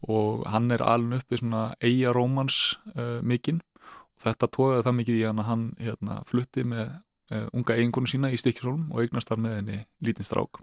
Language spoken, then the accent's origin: Icelandic; Mosfellsbær, Capital Region, Iceland; also born or lived in Reykjavík; við flytjum hann upp í Mórsfjörnsveit eh, þar sem að mamma mín tekur síðan sama við eh, Helga Sigursson dýralagni og þar í rauninni slíti ég restina af batskónum